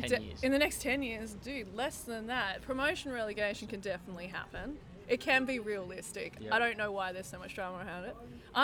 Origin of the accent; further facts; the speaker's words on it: Hobart, Tasmania, Australia; now in Melbourne, Australia; I did actually live in Tasmania for a bit. I grew up in Hobart